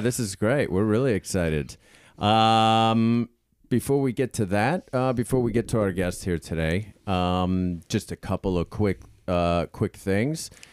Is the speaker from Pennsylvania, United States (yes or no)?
yes; Pittsburgh, Pennsylvania, United States; I come from, um, you know, I live, uh, I'm from Pittsburgh